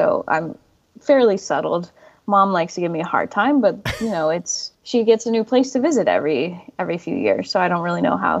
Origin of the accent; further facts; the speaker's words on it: Warrenton, Virginia, United States; moved away as an adult; also born or lived in Athens, West Virginia / East Stroudsburg, Pennsylvania; So I grew up in Warrenton, Virginia, which is in Fauquier County. So I went through the public school system there, and then I went to undergrad at Concord University in Athens, West Virginia.